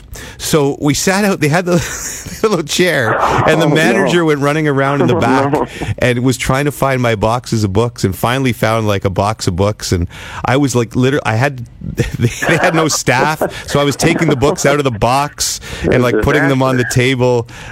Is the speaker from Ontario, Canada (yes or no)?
yes; Ottawa, Ontario, Canada; cities like Ottawa, my hometown